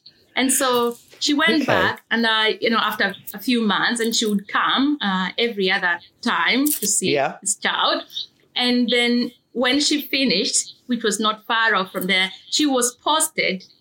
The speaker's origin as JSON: {"language": "English", "region": "eastern Kenya", "country": "Kenya", "tie": "born or raised there", "moved": "as an adult", "lives_now": "Australia", "said": "I grew up in Kenya, in the eastern regions of Kenya"}